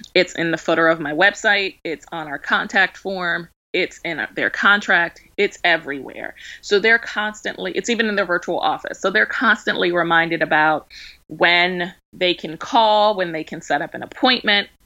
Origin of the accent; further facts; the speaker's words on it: Baltimore, Maryland, United States; now in Georgia, United States; I'm from Baltimore, so it was kind of a culture shock when we moved down here.